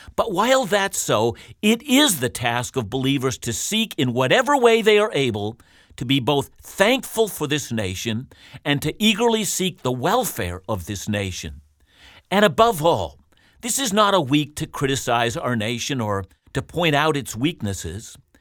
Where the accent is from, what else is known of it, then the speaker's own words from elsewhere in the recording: Canada; We're called as Canadian Christians